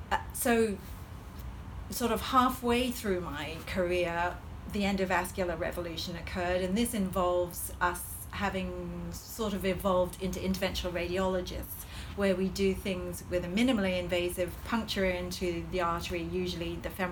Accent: Hong Kong; accent: Hong Kong colonial; I feel that my accent is actually a Hong Kong colonial accent, which has a slight American twang to it.

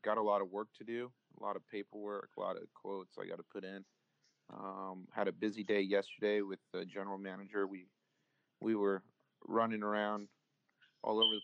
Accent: Tulare, California, United States; also born or lived in Santa Maria, California / Ridgecrest, California; we moved to Tulare. We've been here since, I want to say, the second grade. I was probably about 7 years old

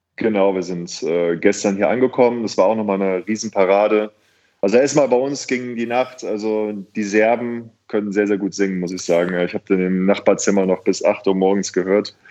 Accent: Cologne, North Rhine-Westphalia, Germany; also born or lived in Bergisch Gladbach; Kölscher geht es gar nicht auf der Aachener Straße aufgewachsen

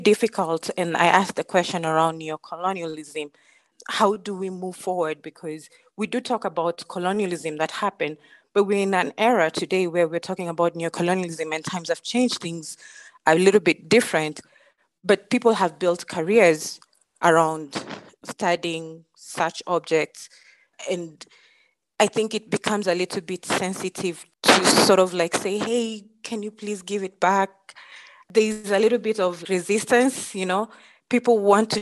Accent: Mijikenda community, Coast, Kenya; moved away as an adult; now in Denver, United States; I come from the Mijikenda community. I'm the Ruma Bay tribe

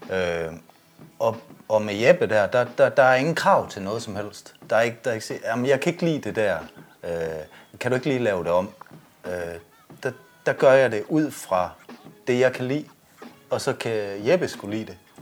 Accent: Jutland, Denmark; vi er jo jyder

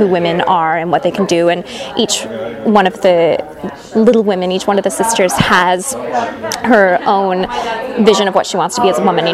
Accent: Walla Walla, Washington, United States; moved away as an adult; now in Orange County, United States; I'm from Walla Walla, Washington, and then moved here about 5 years ago

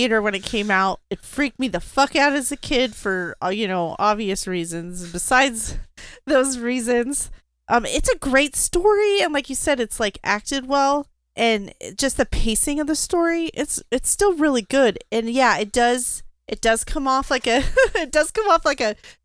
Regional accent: Arizona, United States; we're from Arizona

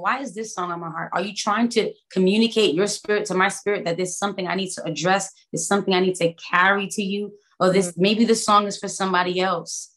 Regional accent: New York City, New York, United States; moved away as an adult; now in Florida, United States; I am born and raised in Brooklyn, New York

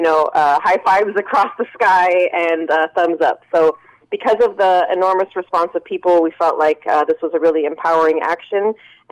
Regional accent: Pittsburg, California, United States; also born or lived in Bayview Hunters Point, San Francisco; I grew up in Pittsburgh and went to Pittsburgh High

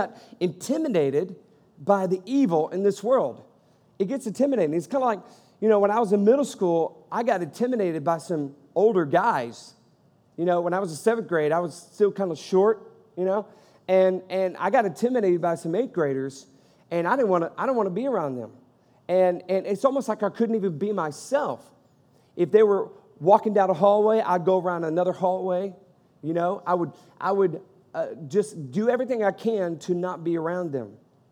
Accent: United States; also born or lived in Georgia; I am a Christian before I'm an American

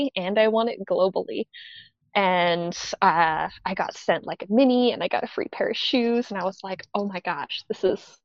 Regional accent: Spokane, Washington, United States; I come from Spokane, Washington in the Northwest

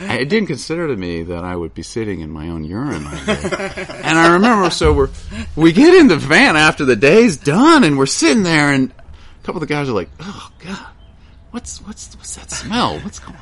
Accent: Piedmont area of South Carolina, United States; now in Moss Landing, United States; I grew up in the Piedmont area of South Carolina, so the foothills of the Appalachia

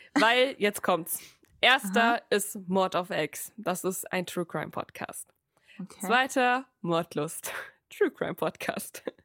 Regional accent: Frankfurt, Hesse, Germany; ich komme aus Frankfurt

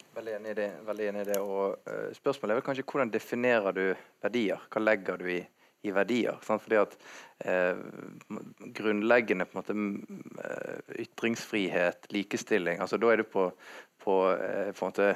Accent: Bergen, Vestland, Norway; Jeg definerer meg mer som bergenser enn nordmann

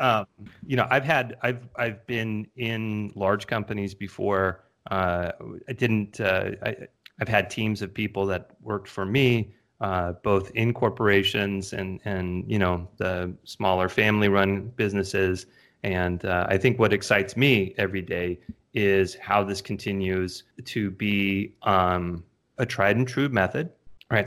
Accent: California, United States; born and raised in California

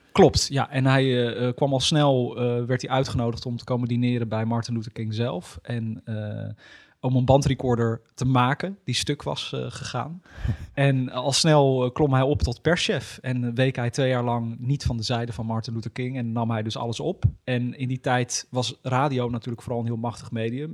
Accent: Almere, Flevoland, Netherlands; in Almere. Mijn, waar ik ben geboren en opgegroeid. Of nee, niet geboren, maar wel opgegroeid.

